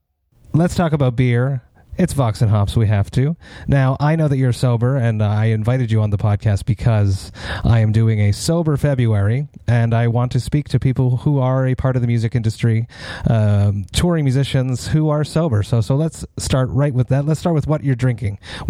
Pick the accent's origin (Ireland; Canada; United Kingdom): Canada; Montreal, Quebec; I'm from Montreal